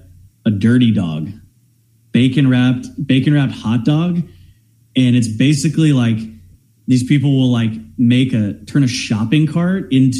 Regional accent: Los Angeles County, Southern California, United States; moved away as an adult; also born or lived in Mississippi; now in Austin, United States; growing up in Southern California in LA County

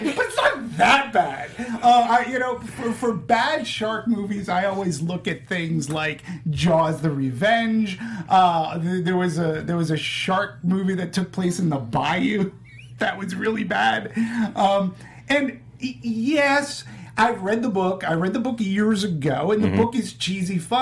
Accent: Boston, Massachusetts, United States; accent: Boston; my Boston accent

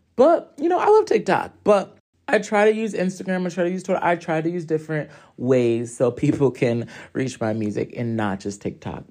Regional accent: Hartford, Connecticut, United States; I am from Hartford, Connecticut

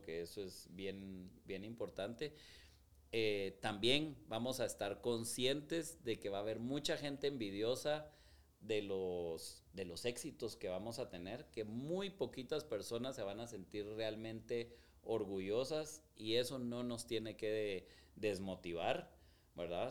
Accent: Guatemala; soy guatemalteco

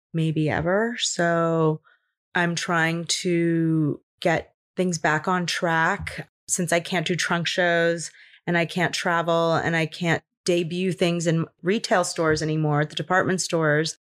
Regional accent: Los Angeles, California, United States; I grew up in Los Angeles. I'm born and raised here

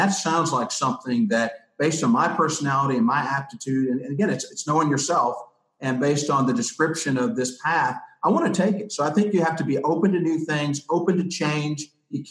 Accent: Knoxville, Tennessee, United States; moved away as an adult; now in Birmingham, United States; I'm from Tennessee originally, grew up in Knoxville, Tennessee

